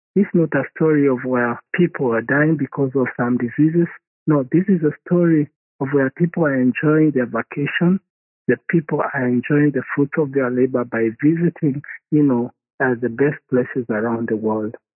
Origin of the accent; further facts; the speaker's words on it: Kenya; I'm originally from Kenya. My father uh, is from Kenya